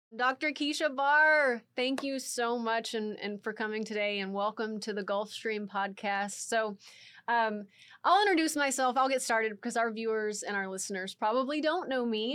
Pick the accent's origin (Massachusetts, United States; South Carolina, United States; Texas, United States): Texas, United States; I'm from Texas